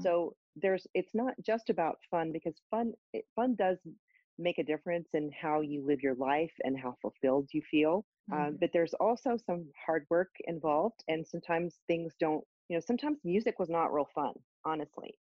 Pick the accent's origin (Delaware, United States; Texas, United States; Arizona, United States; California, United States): Texas, United States; Austin; I'm from Austin. Our band was based in Austin